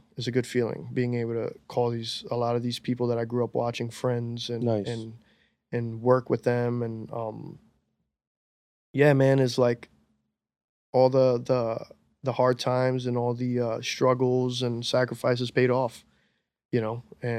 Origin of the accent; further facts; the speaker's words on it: New York City, New York, United States; As a New Yorker, as a dude that grew up listening to hip hop